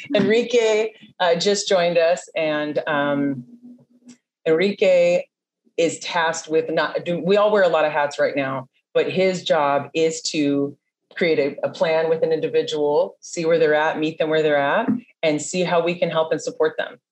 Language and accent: English; San Diego, California, United States; I was born and raised in San Diego